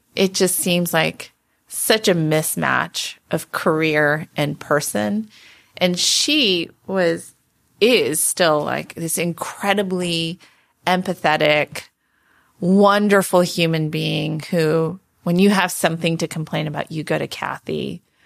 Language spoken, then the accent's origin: English; Palo Alto, California, United States; also born or lived in Santa Monica, California / Michigan; growing up in Palo Alto